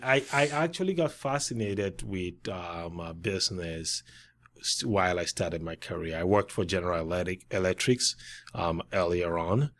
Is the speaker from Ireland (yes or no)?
no; Cameroon; moved away as an adult; also born or lived in Wisconsin; I grew up through high school in Cameroon